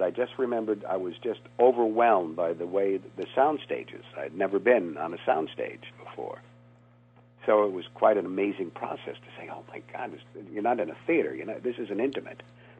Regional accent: New England, United States; Yeah, I grew up in New England, so I was pond hockey.

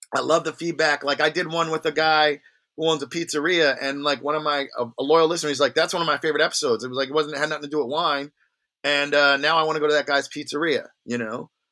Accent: Long Branch, New Jersey, United States; also born or lived in Red Bank, New Jersey; I grew up in a town called Long Branch

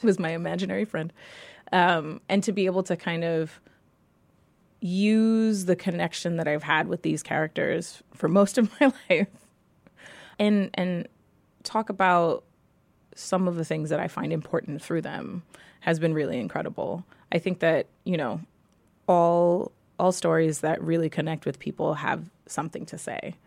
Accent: New York City, New York, United States; I grew up in New York City

